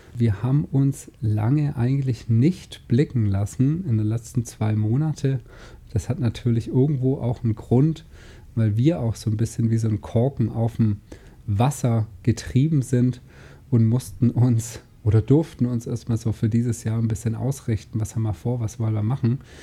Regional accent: Germany; bin hier aufgewachsen im Bodensee

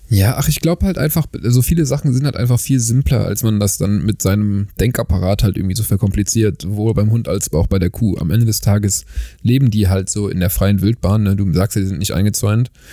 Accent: Germany; now in South Africa; dass ich halt nicht aus Südafrika bin, äh, wenn ich halt anfange, halt ein bisschen länger zu sprechen, weil man meinen Akzent natürlich trotzdem irgendwie noch raushört

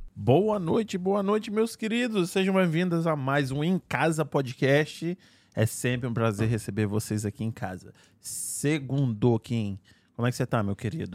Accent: Espírito Santo, Brazil; now in Fall River, United States; sou capixaba aqui.

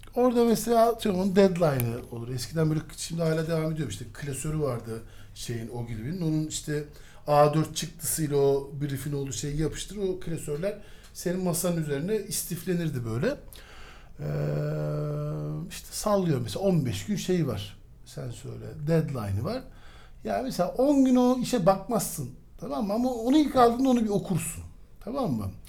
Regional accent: Istanbul, Turkey; 1977'de ee, İstanbul'da Zeynep Kamil Hastanesi'nde doğdum

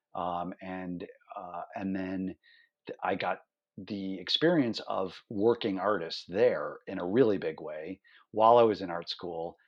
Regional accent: Cleveland, Ohio, United States; moved away as an adult; also born or lived in New York City; growing up in Cleveland, Ohio, he and I started a fanzine

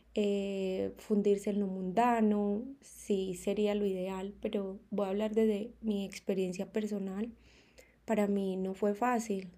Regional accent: Colombia; moved away as an adult; now in Mexico; yo partí de mi país natal, que es Colombia, mi amada Colombia

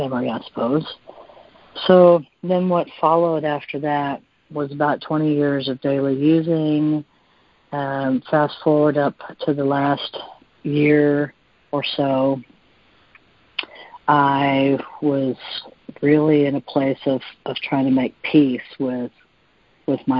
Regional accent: Texas, United States; I'm from Texas

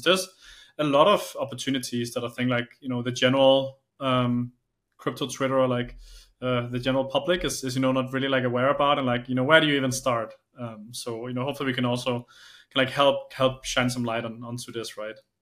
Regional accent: Denmark; I'm from Denmark.

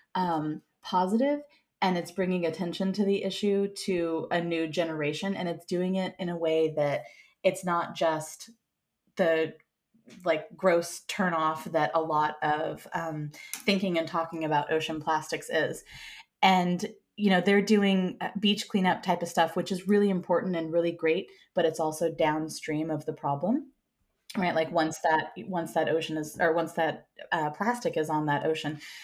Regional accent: Santa Cruz, California, United States; now in San Francisco, United States; I grew up in Santa Cruz, which is protected and not very sharky

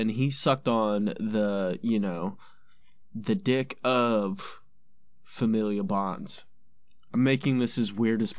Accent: California, United States; moved away; because I'm from California, actually, originally.

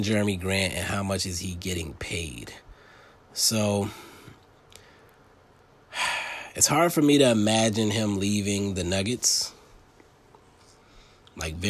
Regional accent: Delaware, United States; moved away; my home state in Delaware

